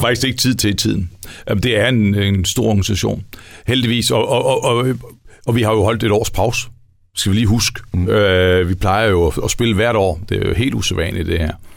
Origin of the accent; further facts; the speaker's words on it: West Jutland, Central Denmark Region, Denmark; vi er også vestjyder